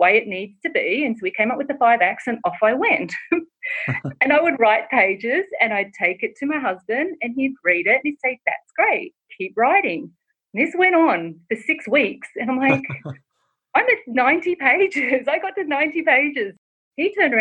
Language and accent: English; Australia; now in Los Angeles, United States; I'm originally from Australia, if people can't tell from my accent, and I live in Los Angeles